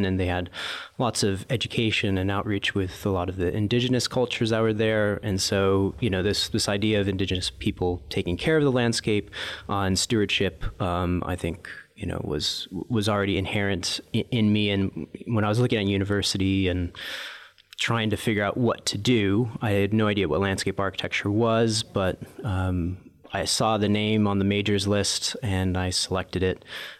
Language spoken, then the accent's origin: English; Alaska, United States; moved away; I was born in Alaska, which has some of the most beautiful natural landscapes that you can imagine. Wide open spaces